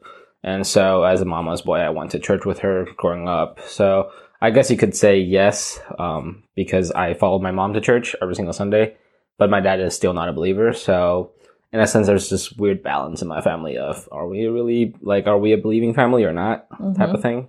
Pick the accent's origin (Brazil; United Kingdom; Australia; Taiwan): Taiwan; also born or lived in Spain / Argentina / Nicaragua; now in United States; My dad's a diplomat for Taiwan, so my passport says Taiwan, but I was born in Spain, and I spent 5 years in Argentina and around 6-7 years in Nicaragua and then in Taiwan as well.